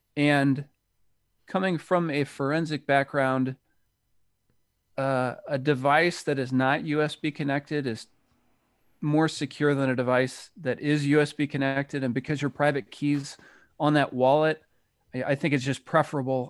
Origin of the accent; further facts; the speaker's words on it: United States; people can probably tell from my accent that I, I'm from the United States